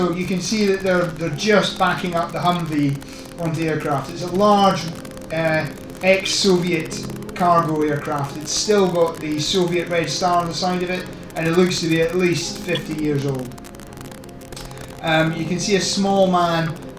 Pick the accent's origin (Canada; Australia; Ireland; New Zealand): Ireland; No, I'm Irish.